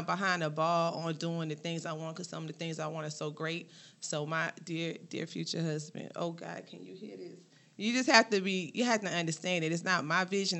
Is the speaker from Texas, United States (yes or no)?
no; St. Louis, Missouri, United States; now in Georgia, United States; I grew up in St. Louis, in the city.